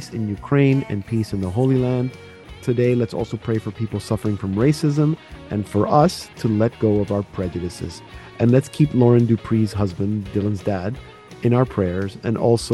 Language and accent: English; Panama; now in Canada; I grew up in Panama, so I'm used to like tropical Christmas, but going to the beach on Christmas Day is a little weird now that I've been in Canada for 35 years.